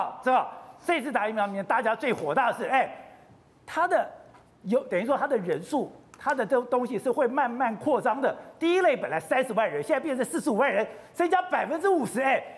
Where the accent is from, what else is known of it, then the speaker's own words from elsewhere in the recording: Taipei, Taiwan; 我在通化街长大